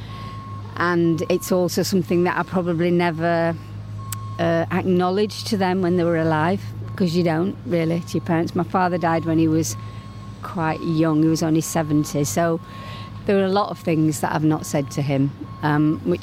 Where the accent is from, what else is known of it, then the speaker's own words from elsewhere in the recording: Leeds, Yorkshire and the Humber, United Kingdom; moved away; my childhood in the 50s, growing up in Leeds